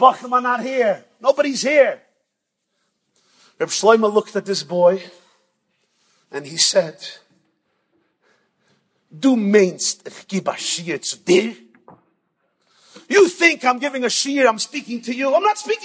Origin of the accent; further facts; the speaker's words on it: New York, United States; I'm from New York.